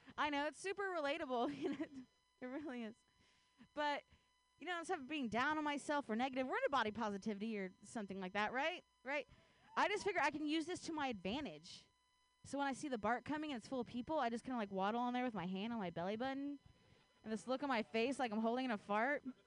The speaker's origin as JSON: {"language": "English", "region": "Ohio", "country": "United States", "tie": "born or raised there", "moved": "yes", "lives_now": "Bay Area, United States", "said": "I grew up in Ohio"}